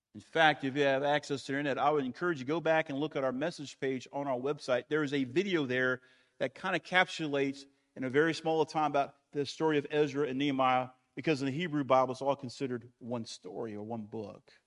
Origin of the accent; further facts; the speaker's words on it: United States; I am American, I'm a Christian first, I'm American second